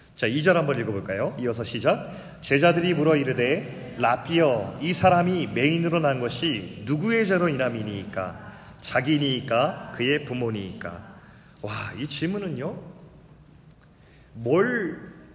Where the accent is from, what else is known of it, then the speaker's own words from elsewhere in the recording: South Korea; 아버지가 시골교회 목사였기 때문에 어린 시절부터 계속 시골에서만 자랐어요